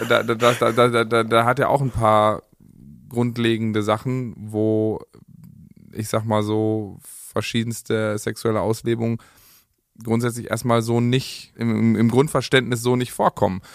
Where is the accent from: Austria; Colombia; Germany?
Germany; wir sind äh, Deutsche, alles klar, wir sind ordentlich, pünktlich, sauber